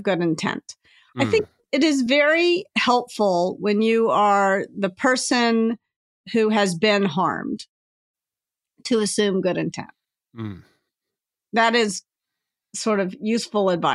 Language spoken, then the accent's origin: English; the South, United States; I was raised in the South, so "you all" falls trippingly off my tongue